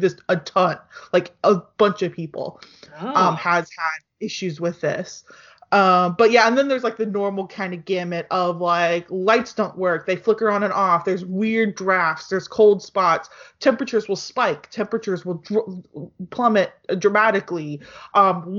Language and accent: English; United States; I'm American